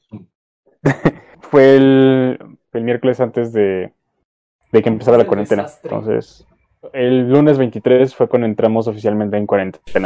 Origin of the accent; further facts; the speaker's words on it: Mexico City, Mexico; obviamente somos de la Ciudad de México